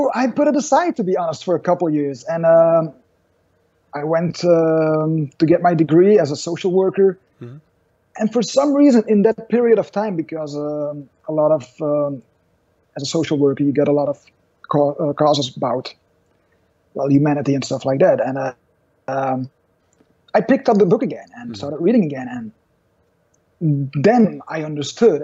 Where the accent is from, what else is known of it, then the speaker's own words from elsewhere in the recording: Belgium; I'm from Belgium.